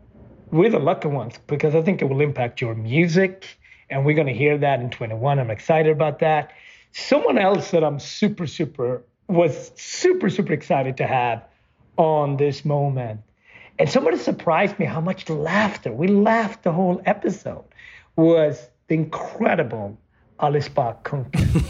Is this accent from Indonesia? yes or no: no; Sweden; growing up in Sweden